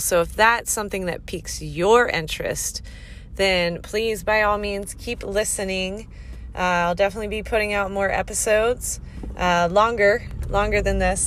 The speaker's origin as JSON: {"language": "English", "region": "the South", "country": "United States", "tie": "born or raised there", "also_born_or_lived": "Florida", "said": "I grew up in the South"}